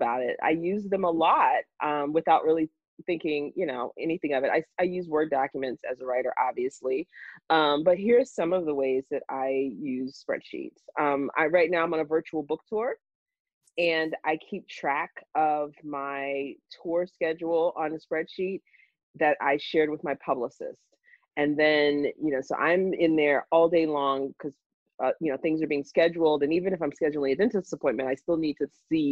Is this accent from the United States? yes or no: yes; Jacksonville, Florida, United States; moved away as an adult; now in Pittsburgh, United States; I live in Pittsburgh, but I'm a native of Jacksonville, Florida.